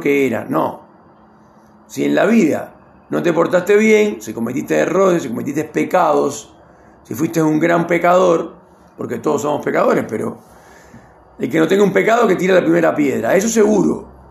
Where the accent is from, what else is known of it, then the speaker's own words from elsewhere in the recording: Cuba; now in Argentina; nací en Cuba